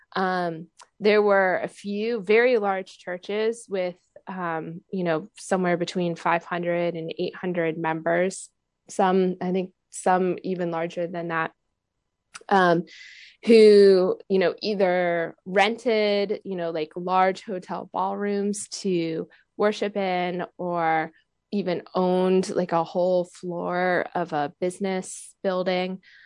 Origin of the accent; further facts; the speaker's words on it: United States; I'm an American myself